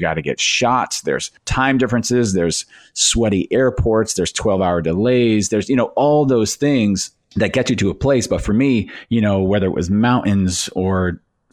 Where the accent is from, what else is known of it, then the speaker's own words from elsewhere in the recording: Northeast America, United States; I grew up in the Northeast America.